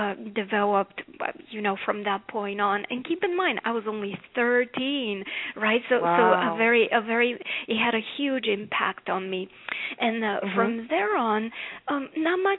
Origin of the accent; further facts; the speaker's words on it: Bulgaria; now in United States; As you can tell by my accent, I didn't grow up here in America. I grew up in Bulgaria.